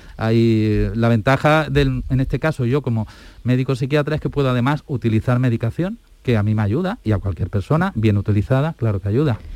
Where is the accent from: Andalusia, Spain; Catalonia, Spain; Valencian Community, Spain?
Andalusia, Spain; Estepona; also born or lived in Alicante / Granada; now in Seville, Spain; Yo soy nacido en Alicante, pero he vivido toda la vida en Andalucía. Mi padre era médico, yo digo de los de verdad, de atención primaria, de ahí que me solidarice con mis compañeros tanto, porque resulta he vivido en Estepona, en Málaga, que para mí es pues mi casa, por decirlo, de mi infancia